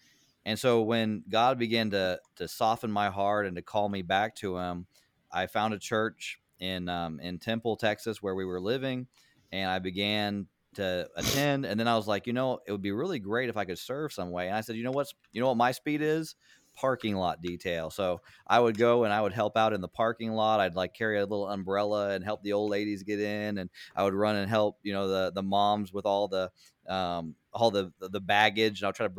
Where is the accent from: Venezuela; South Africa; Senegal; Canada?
Senegal; I grew up in Senegal. My parents were missionaries there